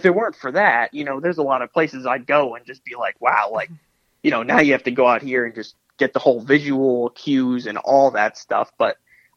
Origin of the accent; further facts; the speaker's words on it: Connecticut, United States; now in North Carolina, United States; I'm from Connecticut